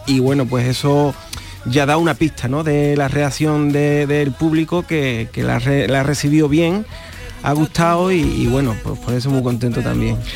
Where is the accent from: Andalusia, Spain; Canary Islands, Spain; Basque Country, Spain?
Andalusia, Spain; Trigueros; moved away as an adult; now in Utrera, Spain; Yo soy de triguero